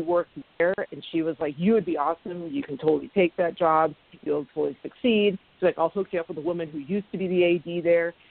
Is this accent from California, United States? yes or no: yes; Sacramento, California, United States; I grew up in Sacramento